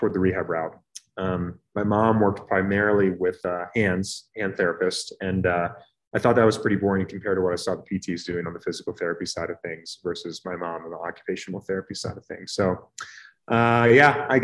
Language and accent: English; Reading, Pennsylvania, United States; moved away as an adult; also born or lived in Pittsburgh, Pennsylvania / Houston, Texas / Durham, North Carolina; now in Colorado Springs, United States; I'm from Reading, Pennsylvania, which is outside of Philadelphia